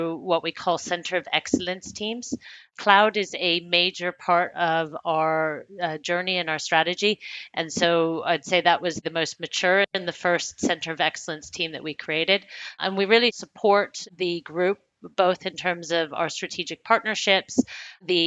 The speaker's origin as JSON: {"language": "English", "country": "United States", "tie": "born or raised there", "also_born_or_lived": "United Kingdom / Hong Kong", "moved": "as an adult", "lives_now": "Frankfurt, Germany", "said": "I'm American by birth and education, but I have spent my full working career predominantly outside of the US, mostly in the UK, but also spent 6 years in Asia Pacific based out of Hong Kong. And now I've been in Germany based out of Frankfurt"}